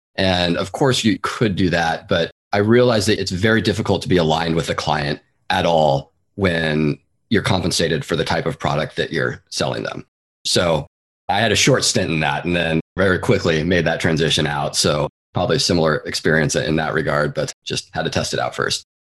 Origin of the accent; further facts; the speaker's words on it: Seattle, Washington, United States; moved away as an adult; now in San Francisco Bay Area, United States; I'm originally from the Pacific Northwest. I grew up in the east side of Seattle, actually. And then I moved down to the Bay Area in 2004, where I've been ever since and still am today